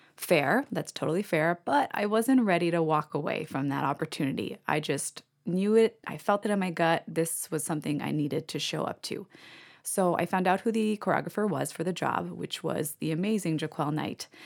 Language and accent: English; Canada; I'm Canadian.